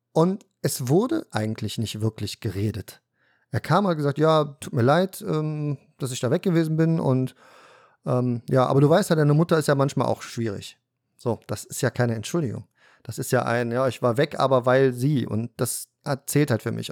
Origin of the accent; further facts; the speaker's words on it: Cologne, North Rhine-Westphalia, Germany; Wir sind dann irgendwann aus Korweiler Nord nach Blumenberg umgezogen. In Köln, Kölner Norden, in eine Neubausiedlung, Eigentum.